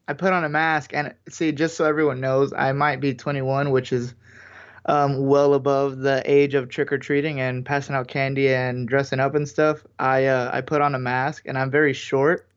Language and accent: English; United States; we're American